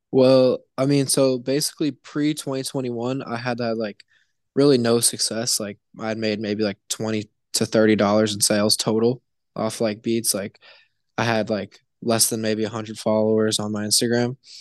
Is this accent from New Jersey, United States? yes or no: no; Indianapolis, Indiana, United States; now in Cincinnati, United States; I'm from, uh, Indianapolis, Indiana, kind of middle of nowhere